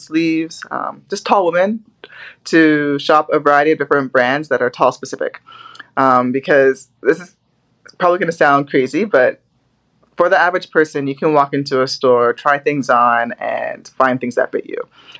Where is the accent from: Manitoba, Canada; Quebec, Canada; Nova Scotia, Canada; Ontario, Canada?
Ontario, Canada; Scarborough; also born or lived in Barrie; So we grew up in Scarborough first. And there, my sister and I, we ran a lot of track, swimming.